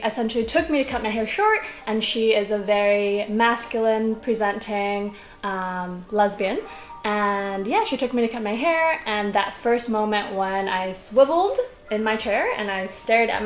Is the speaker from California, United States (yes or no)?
yes; Los Angeles, California, United States; moved away as an adult; now in Beijing, China; I was born and raised in Los Angeles, California, and spent all of my childhood and teenagehood in America